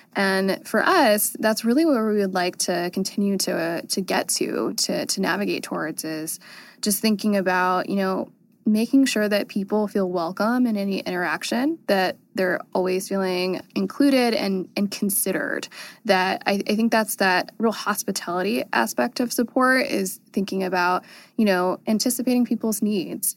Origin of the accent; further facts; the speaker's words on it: North Carolina, United States; I grew up in North Carolina, and there wasn't a lot to do.